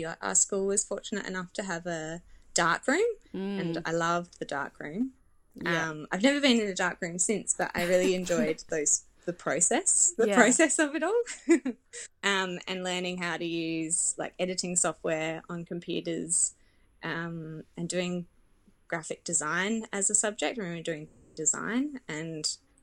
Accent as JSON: {"language": "English", "town": "Adelaide", "region": "South Australia", "country": "Australia", "tie": "born or raised there", "said": "I'm from Adelaide, and it's, you know, it's where I've grown up"}